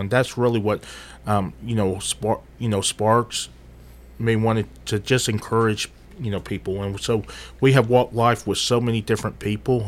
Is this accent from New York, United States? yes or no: no; Murfreesboro, Tennessee, United States; moved away as an adult; also born or lived in United Kingdom; for the most part, I grew up here in Murfreesboro